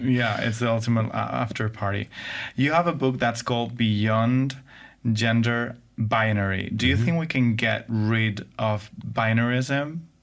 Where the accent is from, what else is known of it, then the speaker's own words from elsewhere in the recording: Spain; English is a second language; we in Spain